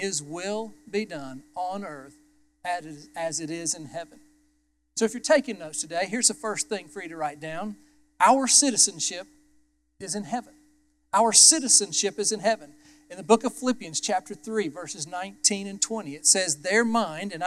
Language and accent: English; United States; I was born as an American